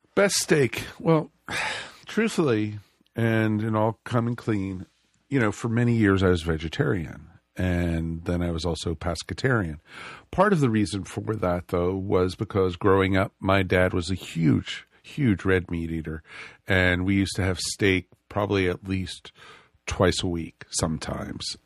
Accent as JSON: {"language": "English", "region": "outside of New York", "country": "United States", "tie": "born or raised there", "also_born_or_lived": "Roswell", "moved": "yes", "said": "I grew up outside of New York"}